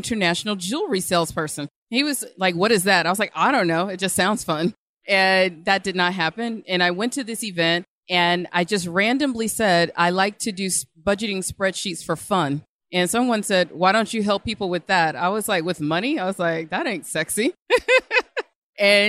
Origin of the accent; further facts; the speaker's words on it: Birmingham, Alabama, United States; I love my people from Alabama